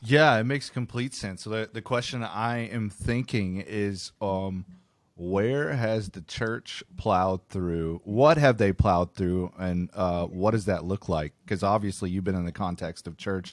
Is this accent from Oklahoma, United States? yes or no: yes; Tulsa, Oklahoma, United States; I'm from Tulsa